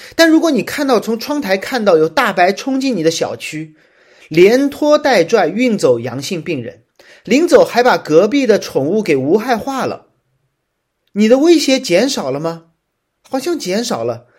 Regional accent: Shanghai, China; 作为一个上海人

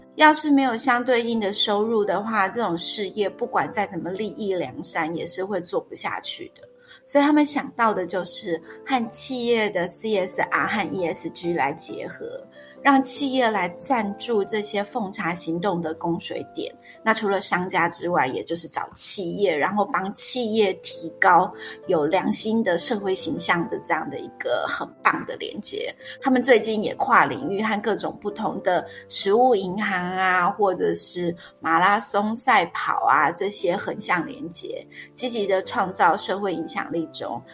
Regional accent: Taiwan; 我们台湾人

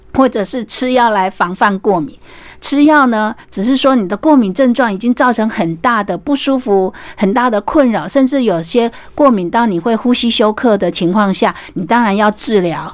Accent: Taiwan

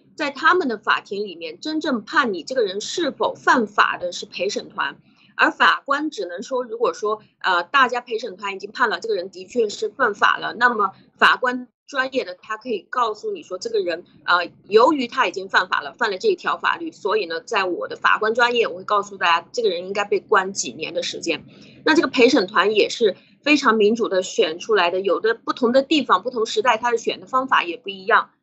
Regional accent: China; moved away; 我们中国人也是没有这个概念

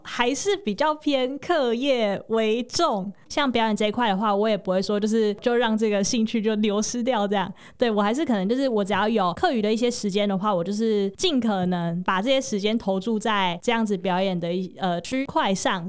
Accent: Tainan, Taiwan; moved away as an adult; now in Hsinchu, Taiwan; 因为我是台南人嘛

